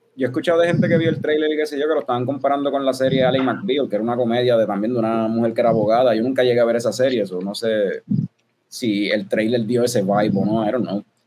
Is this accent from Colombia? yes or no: no; Puerto Rico; nosotros somos puertorriqueños